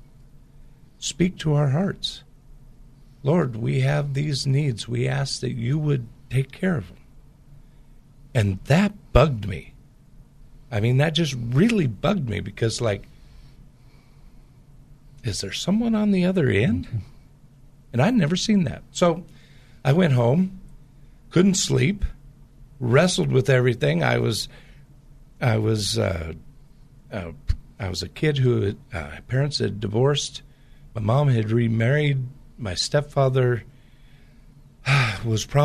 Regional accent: Portland, Pacific Northwest, United States; I grew up in the Pacific Northwest

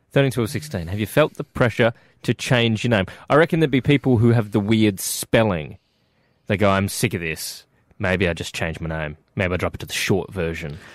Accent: South Australia, Australia; We're from South Australia.

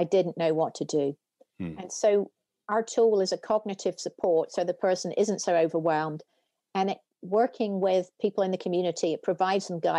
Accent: United Kingdom; moved away as an adult; now in United States; you can tell from my accent, I didn't grow up in the US, I grew up in the UK

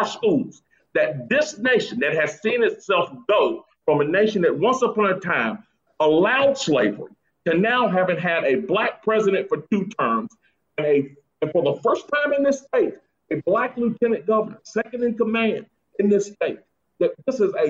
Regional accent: Greensboro, North Carolina, United States; my hometown of Greensboro

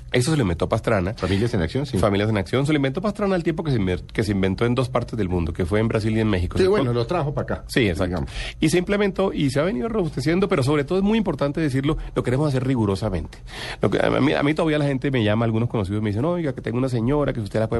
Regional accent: Cartagena, Bolívar, Colombia; now in Bogotá, Colombia; yo soy de Cartagena

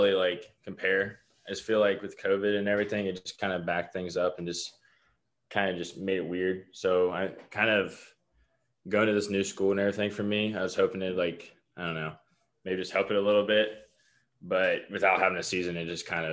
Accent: London, Ohio, United States; I'm from London, Ohio, which is about 30 minutes south of Columbus

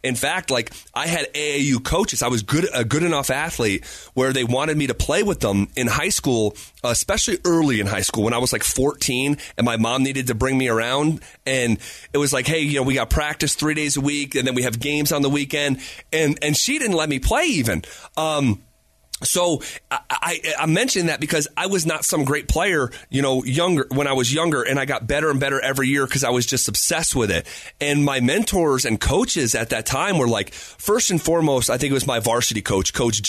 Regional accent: Scotia, New York, United States; We're the Scotia Tartans in my hometown

